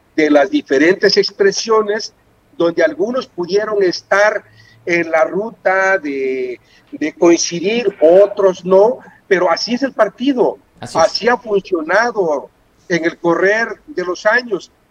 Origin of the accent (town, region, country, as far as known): Mexico